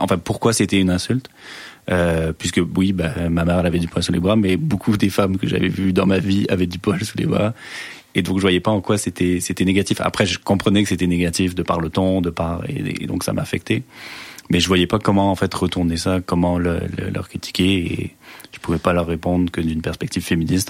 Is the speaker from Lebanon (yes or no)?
no; France; moved away; je suis français ou il m'insulte parce que je suis français